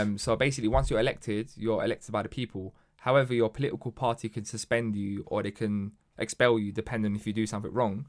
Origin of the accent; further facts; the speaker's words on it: London, United Kingdom; growing up in Hackney, and a lot of people don't know this, but Hackney was a sort of very rough part um, of London